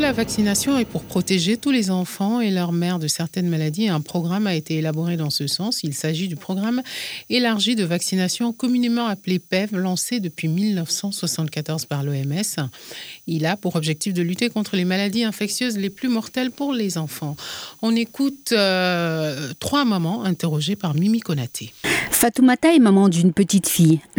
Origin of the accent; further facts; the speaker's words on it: Ségou, Ségou Region, Mali; Moi, je viens de Ségou Fatene. Mon enfant a plus d'un an.